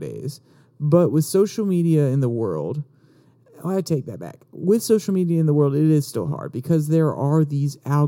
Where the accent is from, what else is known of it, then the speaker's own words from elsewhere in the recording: Northern Virginia, United States; I grew up in Northern Virginia